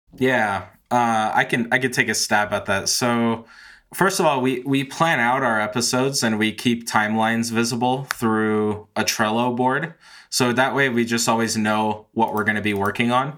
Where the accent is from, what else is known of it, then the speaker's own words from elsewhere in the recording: San Francisco, California, United States; moved away as an adult; now in Colorado, United States; I grew up in San Francisco, lived there my whole life until last year when I moved with my wife to Colorado